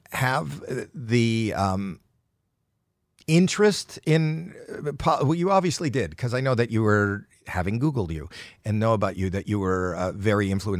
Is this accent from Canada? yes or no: yes; Canada; I'm Canadian.